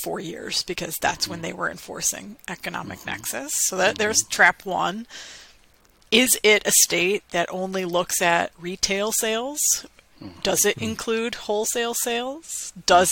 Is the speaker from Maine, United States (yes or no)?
yes; Maine, United States; my home state of Maine